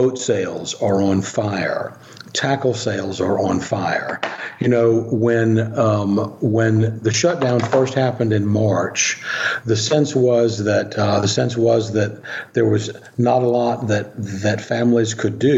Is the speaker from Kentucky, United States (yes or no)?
no; Louisiana, United States; my home state of Louisiana